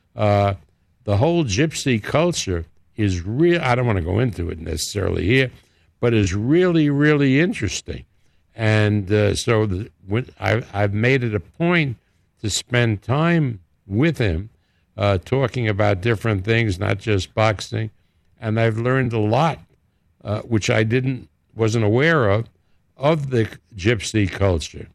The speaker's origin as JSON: {"language": "English", "region": "New York", "country": "United States", "tie": "born or raised there", "accent": "New York", "moved": "as an adult", "lives_now": "Las Vegas, United States", "said": "my home city"}